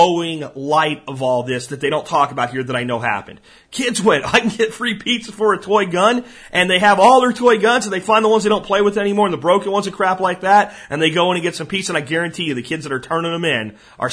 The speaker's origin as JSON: {"language": "English", "town": "Pottsville", "region": "Pennsylvania", "country": "United States", "said": "I'm from Pottsville, where Yingling's from"}